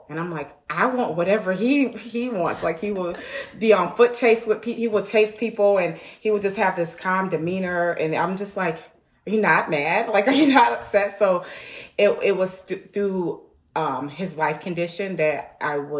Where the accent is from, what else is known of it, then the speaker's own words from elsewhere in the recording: Chicago, Illinois, United States; I'm from Chicago, Illinois